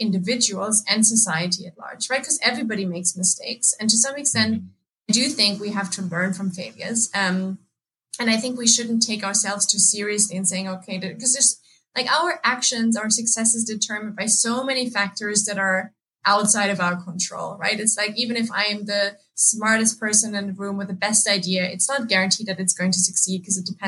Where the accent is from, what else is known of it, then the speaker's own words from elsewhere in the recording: Germany; moved away as an adult; also born or lived in England; so I grew up in Germany. That's why I spent all of my teenage years and like before I moved to England